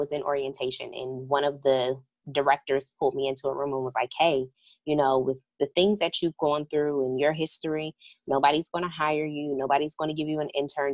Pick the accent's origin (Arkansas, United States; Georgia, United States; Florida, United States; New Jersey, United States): New Jersey, United States; Hillside; moved away as an adult; also born or lived in North Carolina; I'm originally from New Jersey.